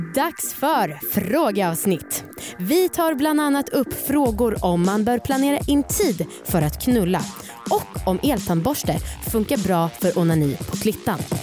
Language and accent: Swedish; Stockholm, Stockholm County, Sweden; Jag är uppvuxen i Stockholm.